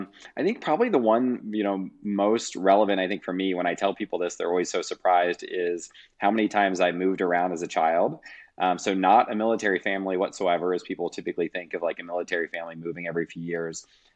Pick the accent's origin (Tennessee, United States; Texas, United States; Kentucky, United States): Kentucky, United States; And so I grew up in Northern Kentucky, Cincinnati, Ohio area, undergrad and master's degree, all in the Midwest at the University of Louisville in their entrepreneurial program.